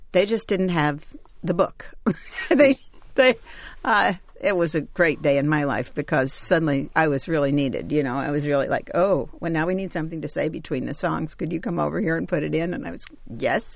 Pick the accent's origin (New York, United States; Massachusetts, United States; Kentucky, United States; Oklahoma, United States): Kentucky, United States; I grew up in Kentucky, but not as a black girl